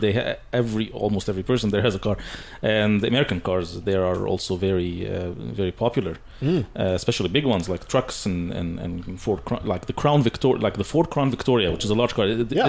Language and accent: English; Egypt; also born or lived in Saudi Arabia; now in Canada